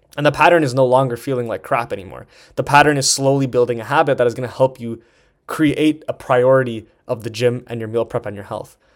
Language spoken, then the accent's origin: English; Toronto, Ontario, Canada; moved away as an adult; also born or lived in Vancouver; I'm from Toronto and I was living, living in Vancouver at the time.